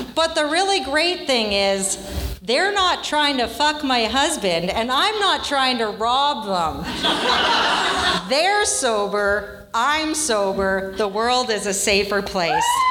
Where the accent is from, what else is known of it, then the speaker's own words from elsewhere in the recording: Vancouver, British Columbia, Canada; I'm from Vancouver